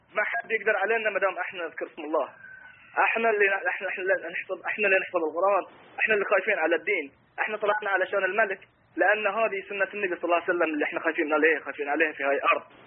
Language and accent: Arabic; Bahrain; انا انسان بحريني